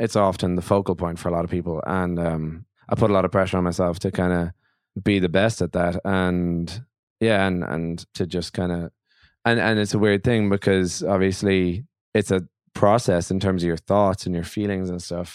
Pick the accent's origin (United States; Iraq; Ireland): Ireland; As an Irish singer songwriter